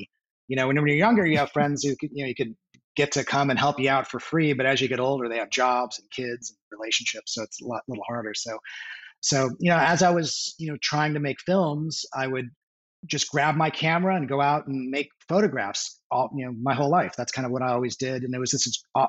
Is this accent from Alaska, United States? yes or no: no; San Diego, California, United States; also born or lived in Parma, Ohio; now in Los Angeles, United States; So I grew up in North County, San Diego